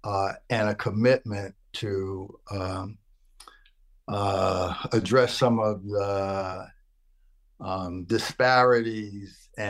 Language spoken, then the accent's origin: English; New York City, New York, United States; now in Boston, United States; I grew up in Brooklyn, New York, but I spent a lot of time with my grandmother every summer in South Carolina